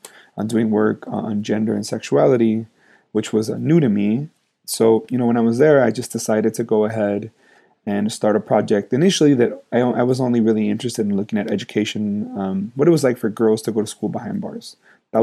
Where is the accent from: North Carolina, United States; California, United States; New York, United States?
California, United States; Los Angeles; I'm originally from Los Angeles, California